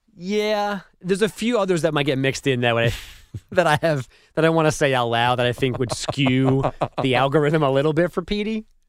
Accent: New York, United States; moved away; as a New Yorker

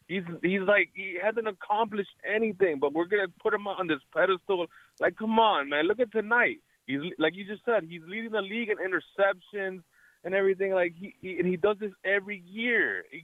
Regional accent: Miami, Florida, United States; I'm from Miami

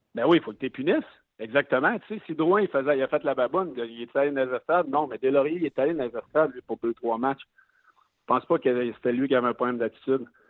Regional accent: Quebec City, Quebec, Canada; je suis né à Québec.

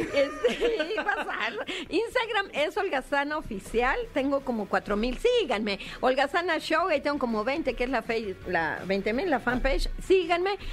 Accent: Veracruz, Mexico; yo soy de Veracruz, entonces para mí el ratón Crispín era lo máximo

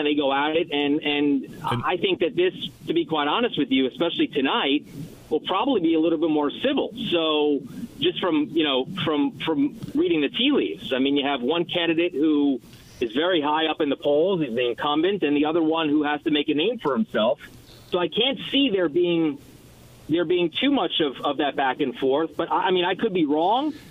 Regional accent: New York City, New York, United States; moved away; I'm a New Yorker.

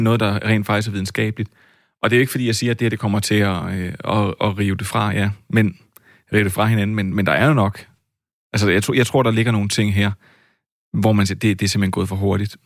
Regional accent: Flakkebjerg, Zealand, Denmark; ude for Flakkebær, hvor jeg voksede op som dreng

